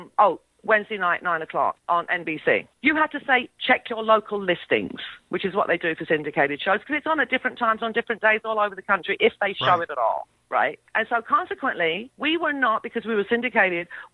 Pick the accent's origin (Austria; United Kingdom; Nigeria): United Kingdom; England; I'm English. Maybe it's because I'm of Greek heritage.